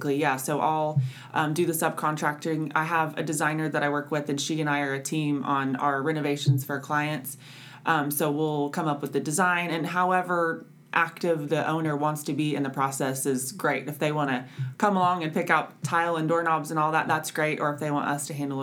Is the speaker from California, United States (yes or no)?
no; Oklahoma City, Oklahoma, United States; moved away as an adult; I'm from Oklahoma City, and I remember being a little girl. My mom was a real estate agent, and she would take me around to all of her showings